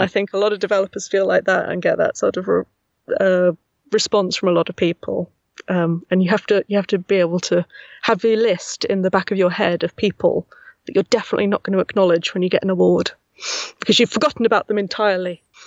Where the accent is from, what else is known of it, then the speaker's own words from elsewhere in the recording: Milton Keynes, South East England, United Kingdom; accent: Milton Keynes; this weird Milton Keynes accent. That's where I'm from